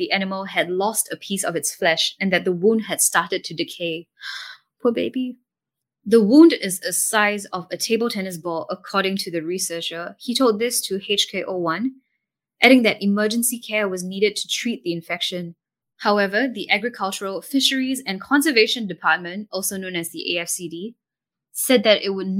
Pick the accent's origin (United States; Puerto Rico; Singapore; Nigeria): Singapore; as a Singaporean